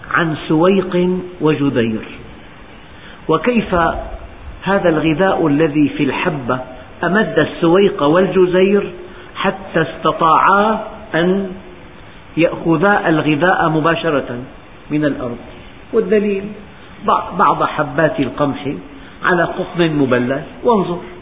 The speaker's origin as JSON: {"language": "Arabic", "country": "Syria", "said": "بلدنا سوريا"}